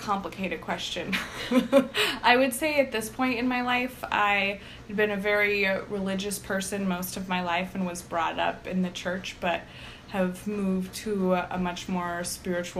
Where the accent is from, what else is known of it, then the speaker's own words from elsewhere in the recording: Greenville, California, United States; moved away as an adult; also born or lived in Chico, California / Lesotho; I grew up in Greenville till I was 18, and then, so that is my whole younger person years. Yeah, my whole childhood.